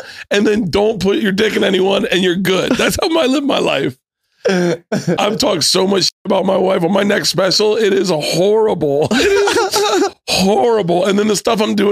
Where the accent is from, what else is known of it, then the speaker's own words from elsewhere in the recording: Tampa, Florida, United States; moved away as an adult; now in Los Angeles, United States; I grew up in Tampa